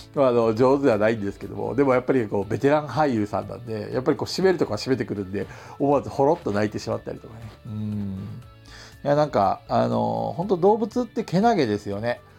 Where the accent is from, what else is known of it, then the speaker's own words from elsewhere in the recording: Hokkaido, Japan; moved away; also born or lived in Tokyo; 僕、北海道の生まれなんで